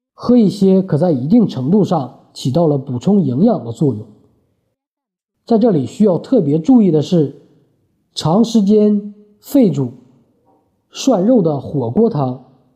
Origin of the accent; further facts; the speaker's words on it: Northeast China, China; 身为东北人